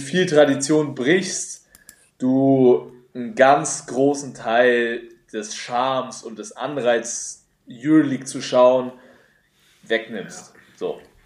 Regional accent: Nuremberg, Bavaria, Germany; als Nürnberger

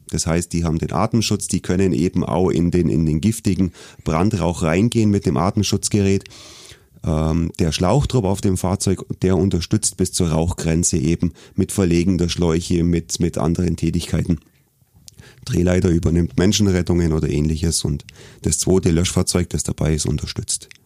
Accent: Augsburg, Bavaria, Germany; Ich bin wirklich Ur-Augsburger, bin hier in Augsburg aufgewachsen

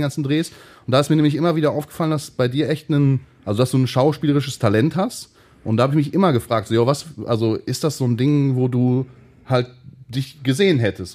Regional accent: Hattingen, North Rhine-Westphalia, Germany; Wir kommen ja beide aus Hatting

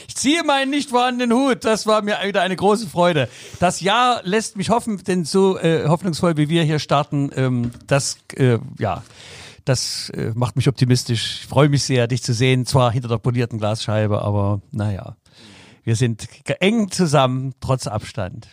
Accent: Leipzig, Saxony, Germany; als Leipziger

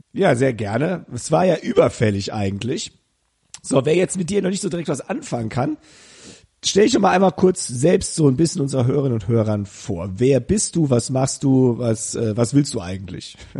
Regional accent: Koblenz-Westerwald region, Rhineland-Palatinate, Germany; Wir kommen beide aus der Region Koblenz-Westerwald.

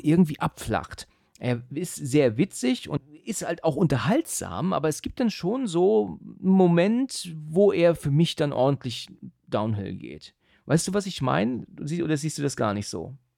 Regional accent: Husum, Schleswig-Holstein, Germany; now in Hesse, Germany; komme auch aus dem hohen Norden ursprünglich, ne? Mhm. Bin ja aus Husum, ähm, aber bin ja jetzt eigentlich schon eher Hesse als, als Norddeutscher

